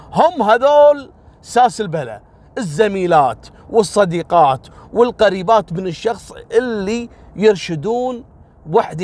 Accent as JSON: {"language": "Arabic", "country": "Kuwait", "said": "عندنا في الكويت"}